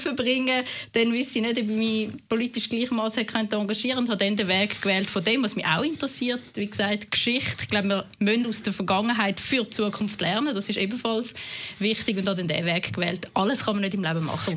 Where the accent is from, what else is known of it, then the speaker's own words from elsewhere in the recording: Winterthur, Zurich, Switzerland; accent: Zurich dialect; also born or lived in Basel-Landschaft; als Neunjährige auf Winterthur kommt, in, im Kanton Zürich, tun man relativ schnell den Dialekt anpassen